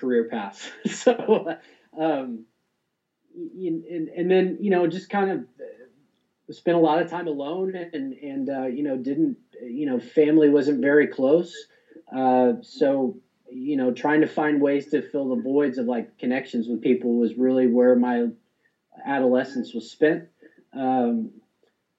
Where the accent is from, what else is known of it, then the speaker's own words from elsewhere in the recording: Texas, United States; the town that I grew up in Texas